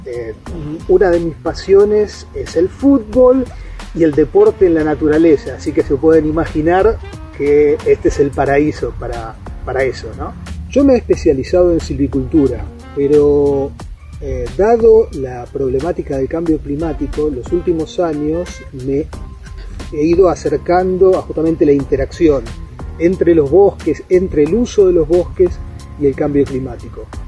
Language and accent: Spanish; Banfield, Buenos Aires Province, Argentina; moved away as an adult; also born or lived in La Plata / Chubut / Germany; now in Patagonia, Argentina; de Banfield, provincia de Buenos Aires.